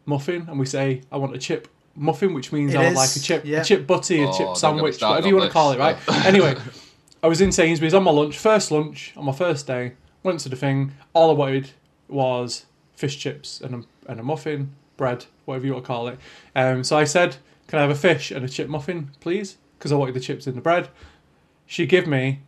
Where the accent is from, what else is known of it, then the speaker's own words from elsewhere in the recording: Manchester, North West England, United Kingdom; we grew up in Manchester